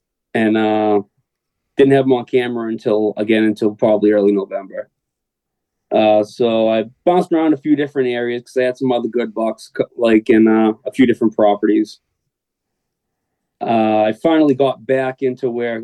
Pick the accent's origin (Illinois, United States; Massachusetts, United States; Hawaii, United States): Massachusetts, United States; South Shore; So I grew up on the South Shore in Massachusetts. I still live down here. I live in Rockland.